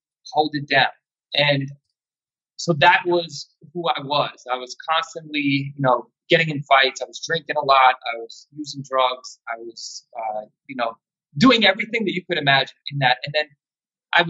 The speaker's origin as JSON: {"language": "English", "town": "Yonkers", "region": "New York", "country": "United States", "tie": "born or raised there", "said": "I'm from Yonkers, New York"}